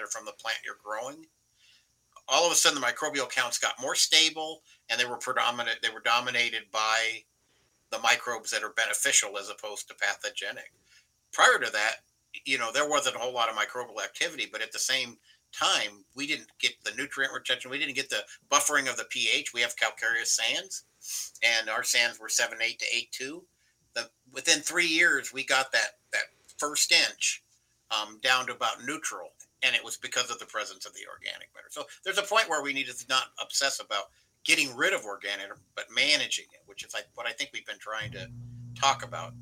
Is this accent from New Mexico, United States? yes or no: yes; New Mexico, United States; New Mexico, my home state